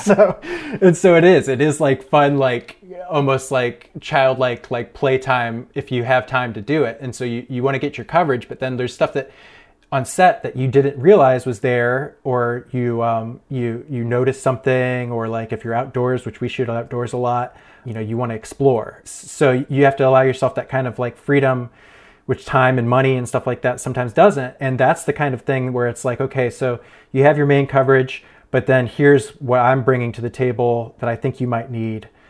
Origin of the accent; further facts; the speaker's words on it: Ohio, United States; moved away as an adult; also born or lived in Erie, Pennsylvania; now in Pittsburgh, United States; I grew up in Ohio, and, uh, then I, I moved to Pennsylvania for college